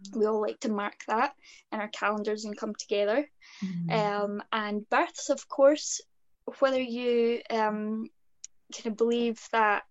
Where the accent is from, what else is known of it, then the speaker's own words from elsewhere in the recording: Scotland, United Kingdom; being Scottish